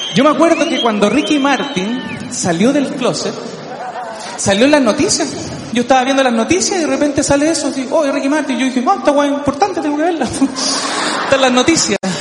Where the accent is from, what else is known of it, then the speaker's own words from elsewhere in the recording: Chile; yo soy terrible chileno, pero terrible chileno.